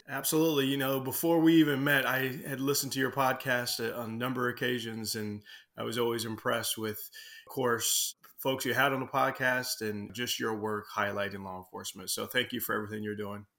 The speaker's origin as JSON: {"language": "English", "town": "Seattle", "region": "Washington", "country": "United States", "tie": "born or raised there", "said": "I grew up in Southwest Seattle, Burien, uh, White Center, Des Moines, all through there"}